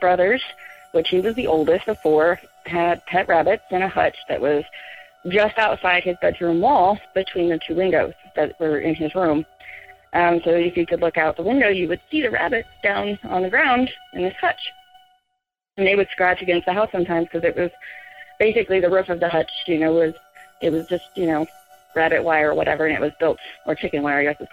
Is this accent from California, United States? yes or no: no; Oklahoma, United States; moved away as an adult; now in New Mexico, United States; I'm from Oklahoma, but military's got me living in New Mexico at the moment